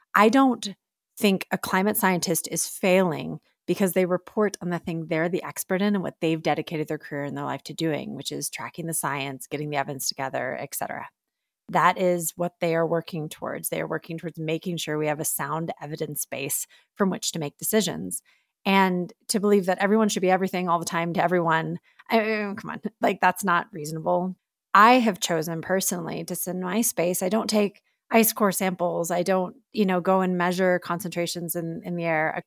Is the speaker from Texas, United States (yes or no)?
yes; Texas, United States; moved away; my home state in Texas